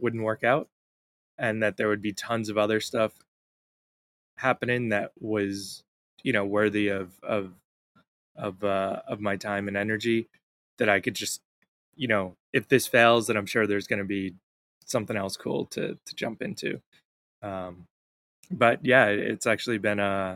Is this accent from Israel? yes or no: no; New York, United States; moved away as an adult; now in El Salvador; I'm from New York